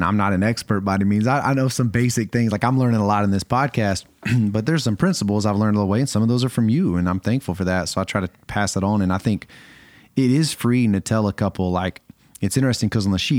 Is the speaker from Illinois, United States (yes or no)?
no; just outside of Atlanta, Georgia, United States; also born or lived in Arkadelphia, Arkansas; I'm from Georgia, just outside of Atlanta